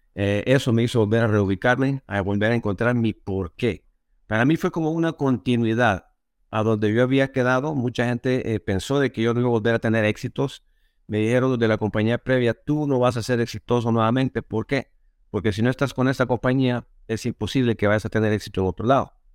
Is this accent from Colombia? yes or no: no; El Salvador; Yo originalmente soy de Salvador